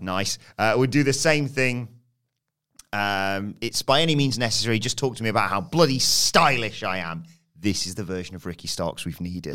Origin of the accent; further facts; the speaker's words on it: United Kingdom; as British fans